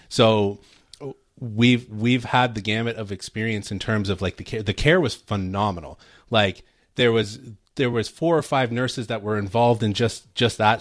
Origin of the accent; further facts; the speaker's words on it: Canada; first language English; now in United States; for us as Canadians and natural born English speakers